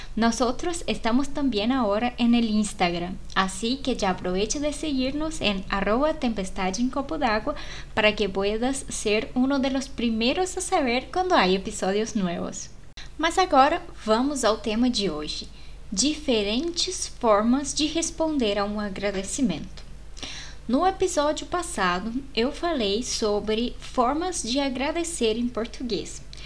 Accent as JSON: {"language": "Portuguese", "country": "Brazil", "said": "nós brasileiros fazemos a e com um som"}